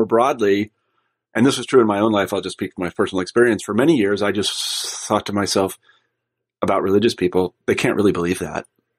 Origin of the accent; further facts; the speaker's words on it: Midwest, United States; I was like from the Midwest and I grew up in a humble background and church going people